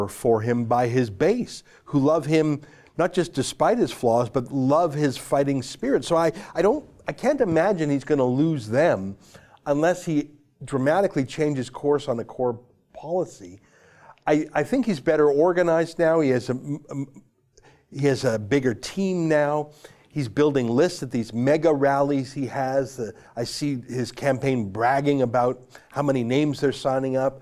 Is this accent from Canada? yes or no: yes; Canada; I'm a Canadian